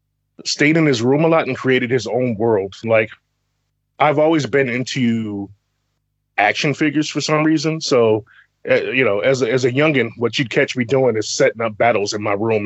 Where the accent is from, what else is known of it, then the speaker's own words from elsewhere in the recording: Chicago, Illinois, United States; I grew up in Chicago, and so in my Chicago days as a young man, believe it or not, man, I was kind of a loner.